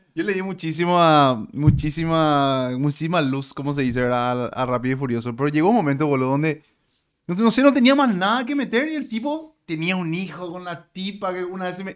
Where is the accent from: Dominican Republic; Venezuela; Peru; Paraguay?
Paraguay; Como, como paraguayos